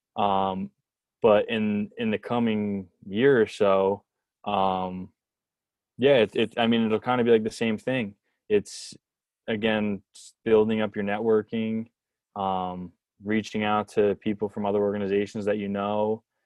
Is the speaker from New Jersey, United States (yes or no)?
yes; New Jersey, United States; I'm from New Jersey